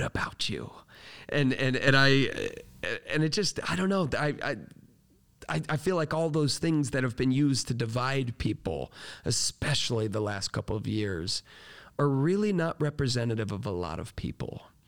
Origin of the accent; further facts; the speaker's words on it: Florida, United States; I grew up in Florida.